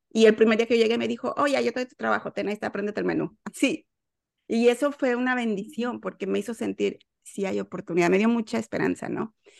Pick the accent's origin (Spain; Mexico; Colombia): Mexico; Mexico City; moved away as an adult; now in Houston, United States; yo soy de la Ciudad de México y estoy en Houston en este momento desde el año 2008